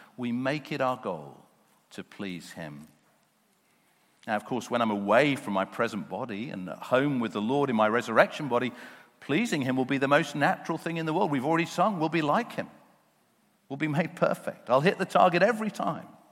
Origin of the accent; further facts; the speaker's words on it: United Kingdom; those of us who were born and brought up here in the UK